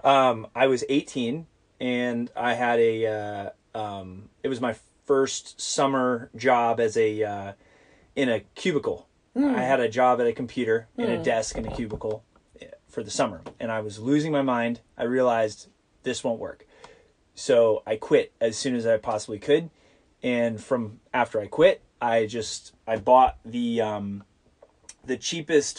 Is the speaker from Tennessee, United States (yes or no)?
no; Ohio, United States; We grew up in Ohio